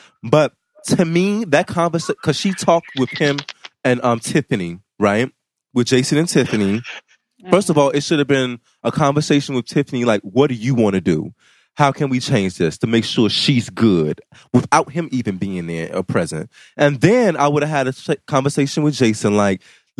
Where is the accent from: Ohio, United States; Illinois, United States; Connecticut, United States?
Illinois, United States; Chicago; I'm from the South Side of Chicago